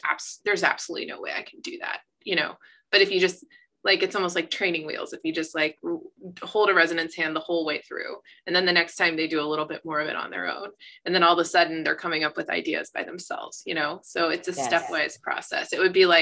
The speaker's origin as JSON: {"language": "English", "region": "Kentucky", "country": "United States", "tie": "born or raised there", "said": "I grew up in Kentucky"}